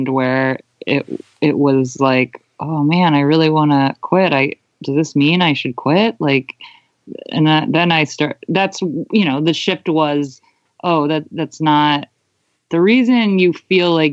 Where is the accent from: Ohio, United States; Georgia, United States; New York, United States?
Ohio, United States; Cleveland; also born or lived in Melbourne, Australia; That's where I'm from. Like, I'm from Cleveland originally